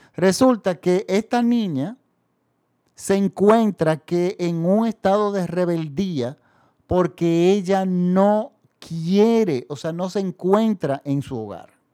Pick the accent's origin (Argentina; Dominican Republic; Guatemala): Dominican Republic; En mi país, el público masivo no consume cine francés